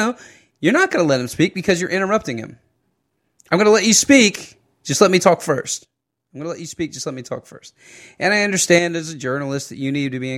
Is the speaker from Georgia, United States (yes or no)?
yes; Fayette County, Georgia, United States; here in my hometown